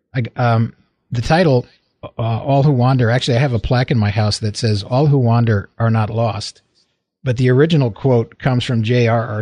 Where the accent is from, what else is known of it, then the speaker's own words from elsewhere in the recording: Waterbury, Connecticut, United States; moved away as an adult; also born or lived in Michigan / Oklahoma; now in California, United States; I was born in Waterbury, Connecticut